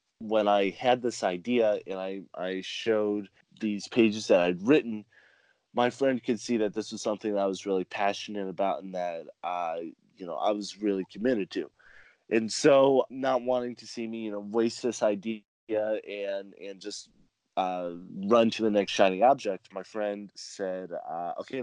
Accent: California, United States; also born or lived in South America; I was born and raised in California

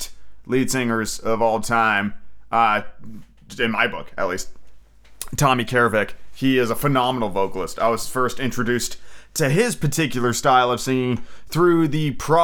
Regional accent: Seattle, Washington, United States; I come from Seattle

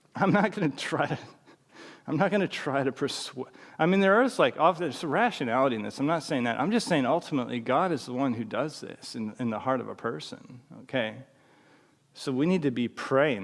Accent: British Columbia, Canada; growing up in British Columbia, my d, mom and dad would take me to church

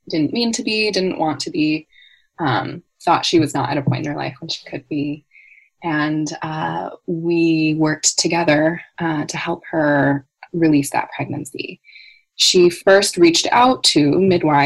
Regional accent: California, United States; moved away; I was born and raised in California in the United States, and I now live quite far from there

